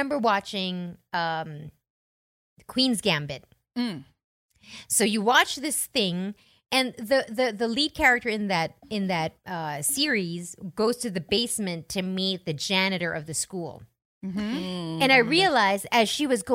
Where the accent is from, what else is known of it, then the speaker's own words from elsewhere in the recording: Philippines; now in Utah, United States; I've never been ashamed of being Filipino, but man, being in the U.S. makes me understand who we are, what we are, even the unglamorous and unflattering side of us